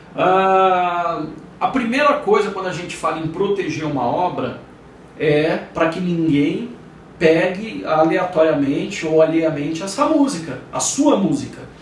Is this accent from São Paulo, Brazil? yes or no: yes; São Paulo, Brazil; Eu sou de São Paulo, meu escritório é de São Paulo